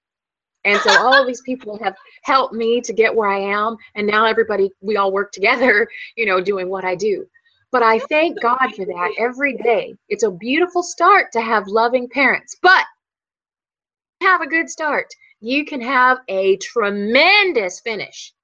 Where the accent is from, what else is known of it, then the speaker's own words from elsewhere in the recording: Qualla Boundary, North Carolina, United States; I grew up on the Quala Boundary